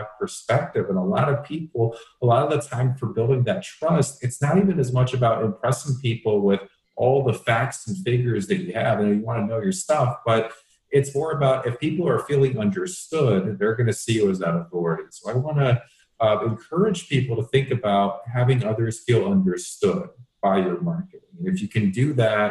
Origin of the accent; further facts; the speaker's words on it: Atlanta, Georgia, United States; moved away as an adult; also born or lived in Las Vegas; now in Scottsdale, United States; I grew up in the Atlanta area, and they still live out in Atlanta